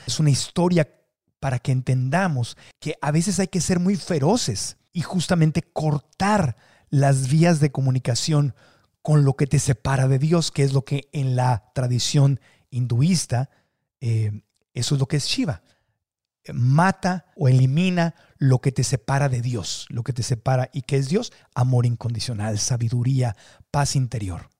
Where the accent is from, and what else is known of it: Mexico